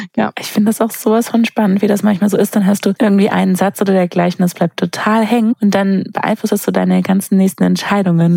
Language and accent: German; Sindelfingen, Baden-Württemberg, Germany; ich komme aus Sindelfingen bei Stuttgart unten, wo ja Daimler herkommt. Das heißt, ja. ganz, ganz viele bei uns haben genau das in den Sommerferien gemacht